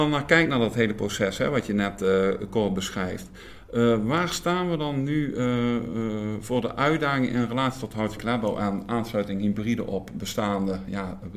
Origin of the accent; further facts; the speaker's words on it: Netherlands; we zijn in Nederland natuurlijk opgegroeid